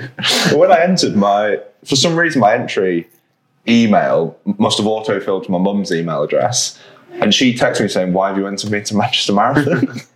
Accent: Gibraltar; now in Leeds, United Kingdom; I'm looking at going home, back to Gibraltar in November.

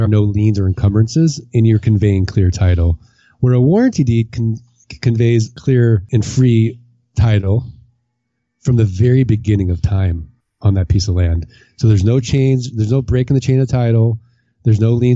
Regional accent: Missouri, United States; I'm from Missouri. I'm from the Show Me State

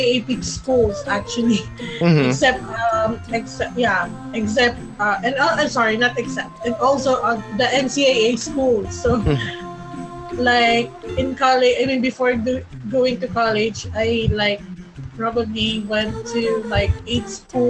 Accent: Muntinlupa, Metro Manila, Philippines; born and raised in Mutinlupa, Alabang

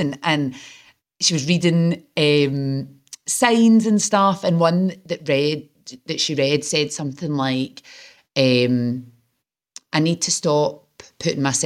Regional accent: Glasgow, Scotland, United Kingdom; moved away as an adult; now in Manchester, United Kingdom; I'm from Glasgow

